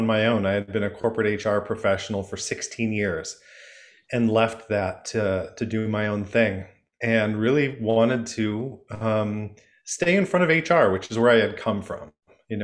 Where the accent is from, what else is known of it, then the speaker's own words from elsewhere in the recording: Michigan, United States; I'm from Michigan, and I grew up going to Frankenmuth